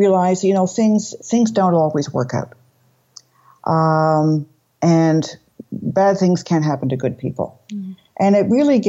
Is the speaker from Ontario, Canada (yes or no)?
yes; Toronto, Ontario, Canada; moved away as an adult; also born or lived in London, England / Brussels, Belgium / Montreal, Canada; I was born in Toronto, but I have moved around quite a bit in my life